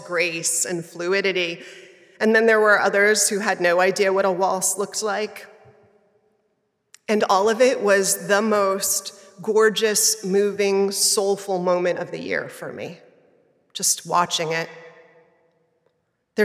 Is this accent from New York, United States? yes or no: yes; New York City, New York, United States; I grew up in Manhattan